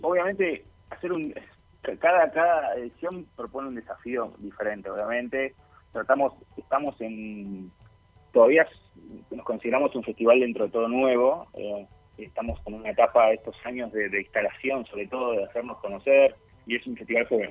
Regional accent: Hurlingham, Buenos Aires Province, Argentina; nací, nací y me formé en Urlingham eh, durante mi adolescencia

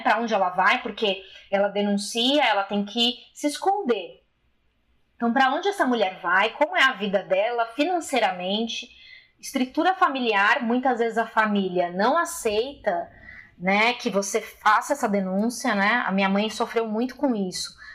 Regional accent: Brazil; eu sou brasileira

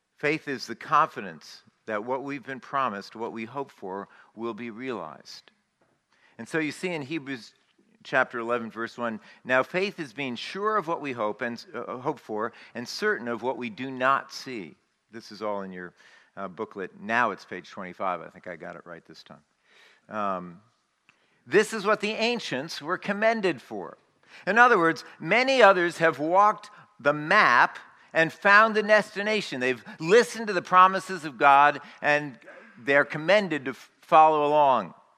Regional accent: United States; as American Christians

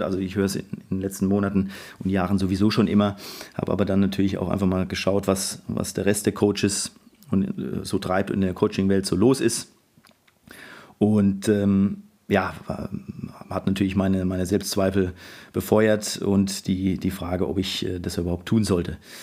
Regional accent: Mannheim, Baden-Württemberg, Germany; ich bin 79er Jahrgang und gebürtiger Mannheimer

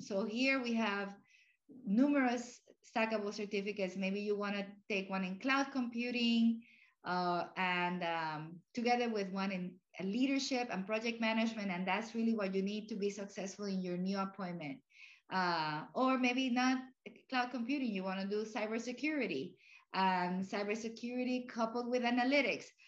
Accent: Puerto Rico; first language Spanish; English is a second language; also born or lived in Cuba / Florida; now in Arlington, United States; I grew up in Puerto Rico where Spanish was my first language.

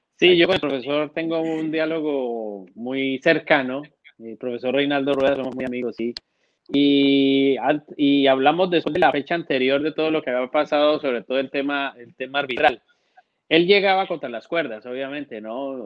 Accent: Colombia; yo lo voy a decir como colombiano

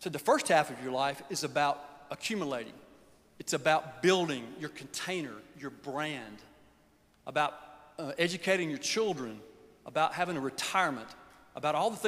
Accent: Birmingham, Alabama, United States; moved away as an adult; now in Nashville, United States; Growing up in Birmingham in the 60s

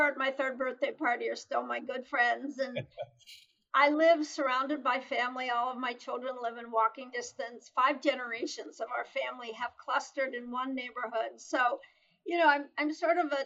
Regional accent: Pittsburgh, Pennsylvania, United States; moved away; also born or lived in Boston; I came back to an intensely corporate culture here in my hometown

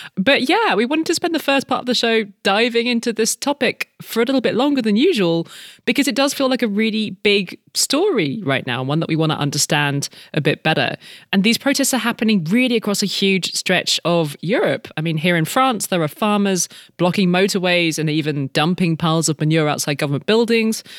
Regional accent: United Kingdom; moved away; we are British by birth, both of us

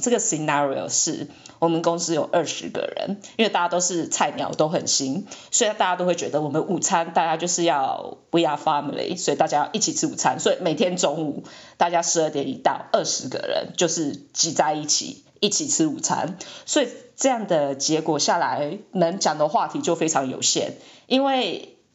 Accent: Taiwan; moved away as an adult; 我从台湾来啊，然后我最近刚从学术界转到业界啊

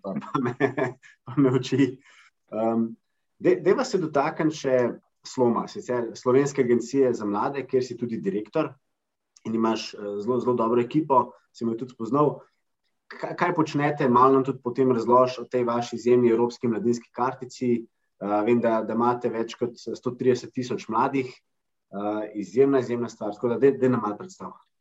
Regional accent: Slovenia; smo Slovenci

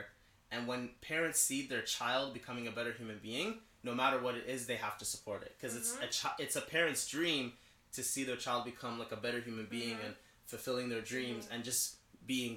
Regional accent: Canada; I'm from Canada

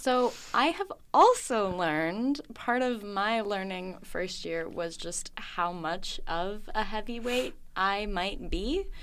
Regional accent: Oakville, Ontario, Canada; moved away as an adult; also born or lived in Sackville, New Brunswick; now in Vancouver, Canada; I was born in a place called Sackville, New Brunswick. It's very small. It's on, uh, Mi'kmaq territory. And then I moved to Oakville, Ontario

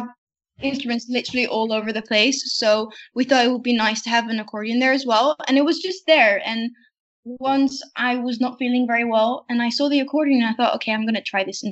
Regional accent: The Hague, South Holland, Netherlands; I know one place in The Hague, because that's my hometown

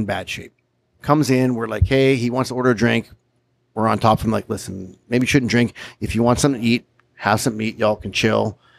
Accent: Winnipeg, Manitoba, Canada

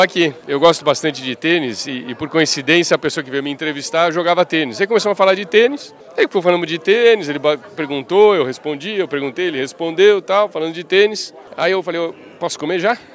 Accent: São Paulo, Brazil; eu sou eu sou de São Paulo

